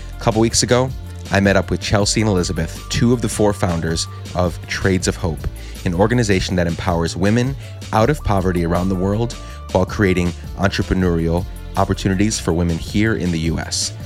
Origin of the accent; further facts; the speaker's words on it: Guatemala; moved away as an adult; I grew up in Guatemala from nine, or not grew, nine to nineteen, so ten years